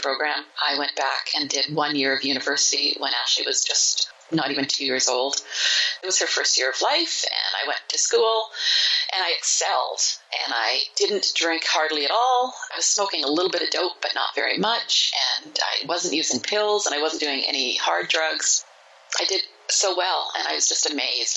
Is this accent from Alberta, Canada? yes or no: no; Montreal, Quebec, Canada; I was born and raised in Montreal, Quebec. I'm a Canadian.